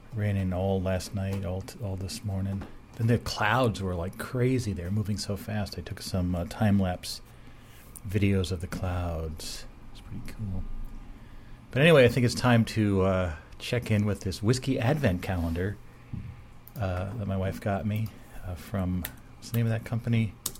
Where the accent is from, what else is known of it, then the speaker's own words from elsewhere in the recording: Martinsville, New Jersey, United States; I grew up in Martinsville